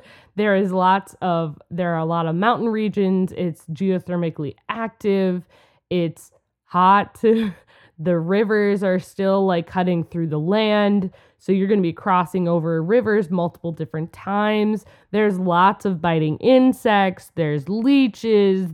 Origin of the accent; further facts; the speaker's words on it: Minnesota, United States; We're from Minnesota. We're in Minnesota